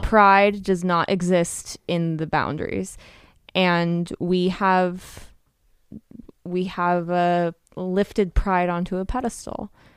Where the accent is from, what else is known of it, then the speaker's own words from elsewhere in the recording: United States; as an American culture